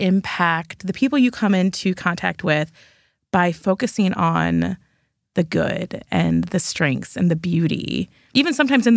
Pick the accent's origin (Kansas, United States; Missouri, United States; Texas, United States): Missouri, United States; St. Louis; Well, I'm a St. Louis girl. I grew up in St. Louis and am not a stranger to the context of the city and the places surrounding the city.